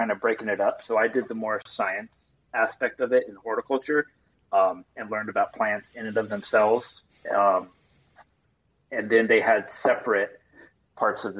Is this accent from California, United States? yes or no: yes; Los Angeles, California, United States; moved away as an adult; now in New York, United States; I'm from the suburbs of LA, so where it's always warm and sunny